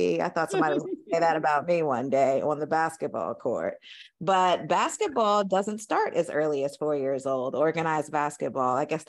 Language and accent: English; Indianapolis, Indiana, United States; And even though we're from Indianapolis, spending a summer there doesn't really teach you like what middle America is really like.